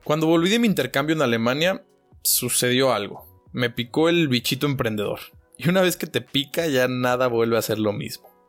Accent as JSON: {"language": "Spanish", "town": "Guadalajara", "region": "Jalisco", "country": "Mexico", "tie": "born or raised there", "also_born_or_lived": "Wiesbaden, Germany", "moved": "as an adult", "lives_now": "Germany", "said": "nací en Guadalajara, México"}